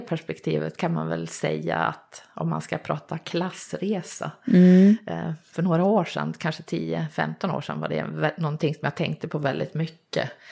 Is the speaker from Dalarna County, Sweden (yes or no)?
yes; Vansbro, Dalarna County, Sweden; jag är uppvuxen i Vansbro i Dalarna som jag misstänker hörs på dialekten.